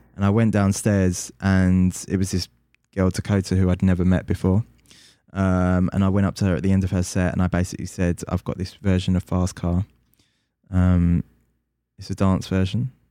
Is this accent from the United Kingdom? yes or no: yes; London, United Kingdom; I'm from London